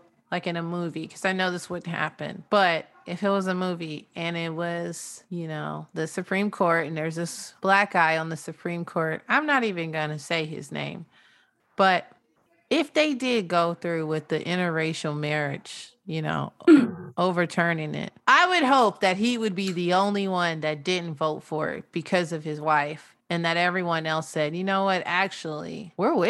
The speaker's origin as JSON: {"language": "English", "country": "United States", "said": "I'm still an American"}